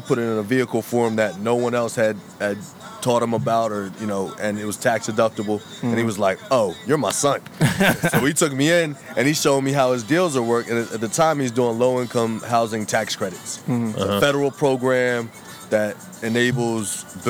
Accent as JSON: {"language": "English", "region": "New Jersey", "country": "United States", "said": "I'm from Jersey."}